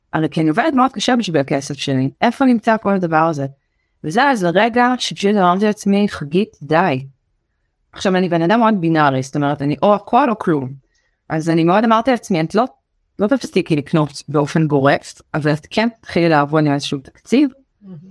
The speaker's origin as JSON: {"language": "Hebrew", "town": "Beersheba", "region": "Southern District", "country": "Israel", "tie": "born or raised there", "also_born_or_lived": "New York", "said": "אני גדלתי בבאר שבע ואני צ'חלה גאה"}